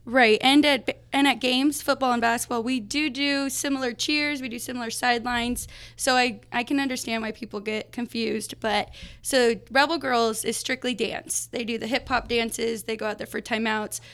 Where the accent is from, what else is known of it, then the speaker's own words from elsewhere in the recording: Las Vegas, Nevada, United States; I was born and raised in Las Vegas